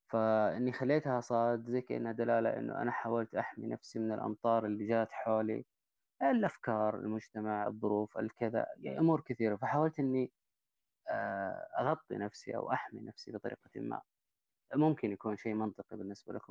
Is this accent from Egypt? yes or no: no; Taif, Makkah Province, Saudi Arabia; برضو من الطائف نفس الفكرة عمري 39